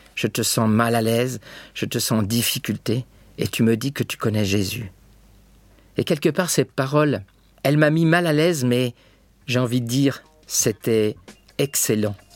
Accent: Choisy-le-Roi, Île-de-France, France; dans cette ville où je suis né, à Choisy-le-Roi

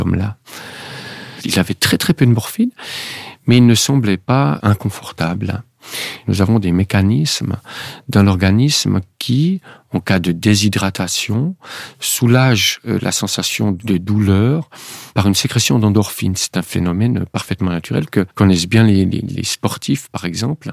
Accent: Switzerland; en Suisse, il y a eu une votation, comme nous disons chez nous

